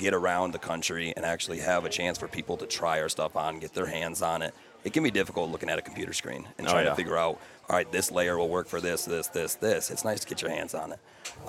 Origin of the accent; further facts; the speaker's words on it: Michigan, United States; it's cool growing up in Michigan